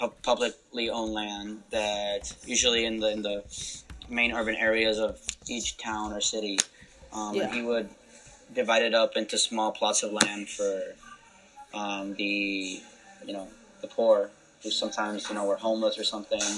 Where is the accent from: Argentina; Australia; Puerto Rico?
Puerto Rico; Hatillo; moved away as an adult; now in Iowa, United States; I come from Atillo, Puerto Rico. I've been at Iowa State for 4 years studying mechanical engineering.